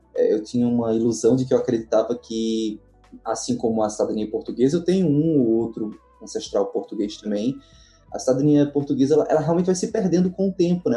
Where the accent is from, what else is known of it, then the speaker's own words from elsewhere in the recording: Northeast Brazil, Brazil; eu particularmente, que sou do Nordeste brasileiro